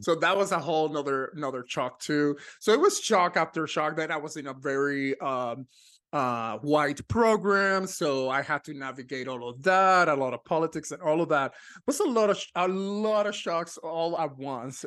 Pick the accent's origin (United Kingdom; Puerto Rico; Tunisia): Puerto Rico; Ponce; moved away as an adult; also born or lived in Texas; now in Los Angeles, United States; I was born in Ponce, Puerto Rico.